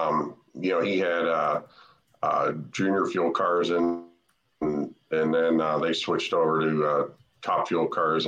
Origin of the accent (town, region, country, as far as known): New Jersey, United States; born or raised there